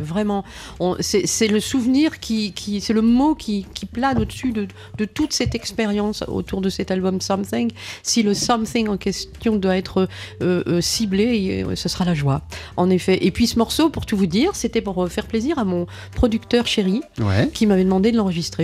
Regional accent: Boulogne-sur-Mer, Hauts-de-France, France; moved away; also born or lived in Paris; nous sommes tous les deux du Pas-de-Calais. Hein. Il est de Calais, j'étais de Boulogne-sur-Mer

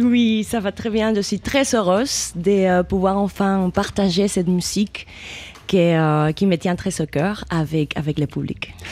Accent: Cuba; moved away; j'ai grandi à Cuba

